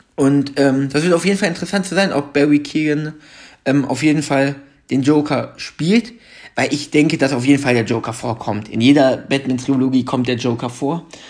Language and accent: German; Germany; bei uns in Deutschland